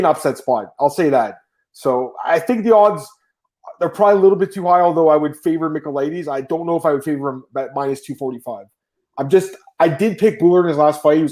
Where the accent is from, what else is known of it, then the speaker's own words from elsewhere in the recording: Canada; I'm Canadian, obviously, but, like, my mom is Greek